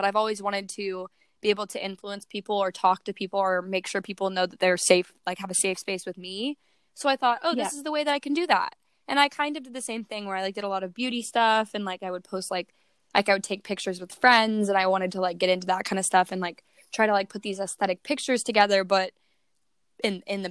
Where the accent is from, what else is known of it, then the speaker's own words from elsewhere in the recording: Atlanta, Georgia, United States; I am from Georgia, if you know where that is. It's like Atlanta, Georgia